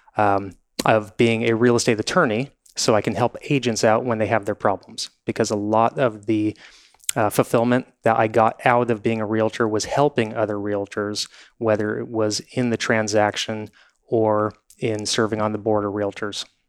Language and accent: English; Newport Beach, California, United States; I grew up in Newport Beach. I've lived here forty-five years.